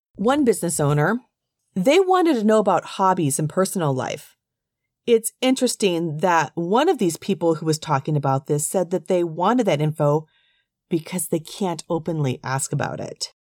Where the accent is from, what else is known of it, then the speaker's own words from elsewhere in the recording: United States; being from the U S and raised as a person who understands the rules of English and how to speak as an American